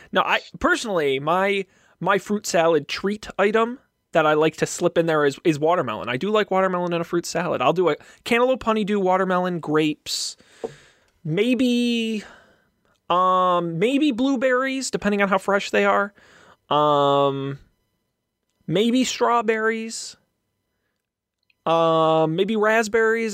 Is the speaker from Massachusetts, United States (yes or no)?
yes; Massachusetts, United States; I'm from Massachusetts